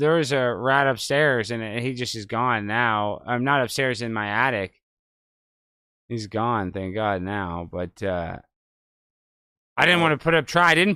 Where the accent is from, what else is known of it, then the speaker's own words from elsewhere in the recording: Highland Park, United States; I grew up in Highland Park with all these super rich kids